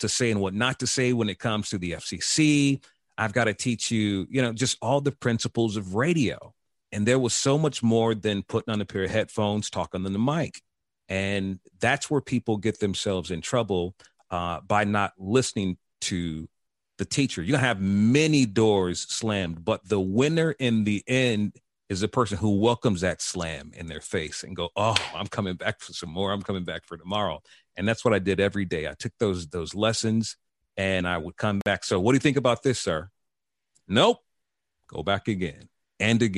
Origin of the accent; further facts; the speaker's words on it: Chicago, Illinois, United States; moved away as an adult; also born or lived in North Carolina / Atlanta; when I go back to Chicago, to my hood where I'm from